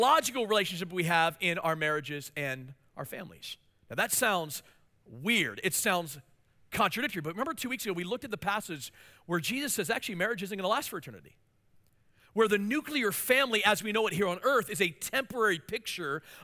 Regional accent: Hagerstown, Maryland, United States; moved away as an adult; also born or lived in Washington, D.C. area; now in Mansfield, United States; the church I pastored in my hometown in Hagerstown, Maryland

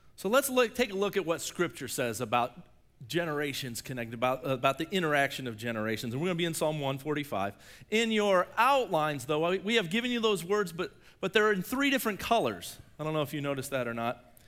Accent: Shelby, Ohio, United States; I'm from Shelby, and we have the Black Fork River.

